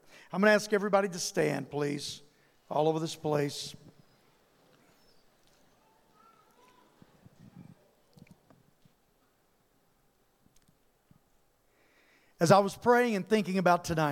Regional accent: Louisiana, United States; I come from Louisiana, and there ain't no place like Louisiana

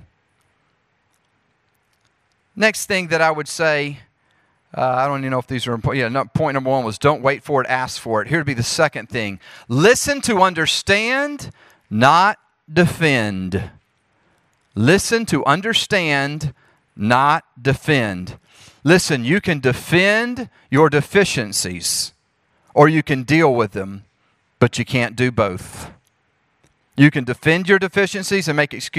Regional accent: Jackson, Mississippi, United States; accent: southern; moved away as an adult; also born or lived in Charlotte, North Carolina / Springfield, Missouri; now in Oklahoma City, United States; I'm from Jackson, Mississippi, before moving to Charlotte, North Carolina, before moving to Springfield, Missouri, and now I live in Oklahoma City

